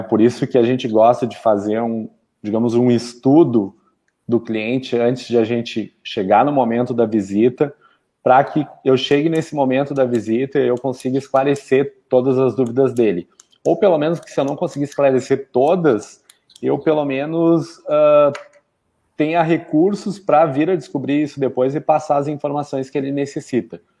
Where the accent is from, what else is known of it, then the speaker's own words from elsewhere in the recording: Canela, Rio Grande do Sul, Brazil; sou natural aqui de Canela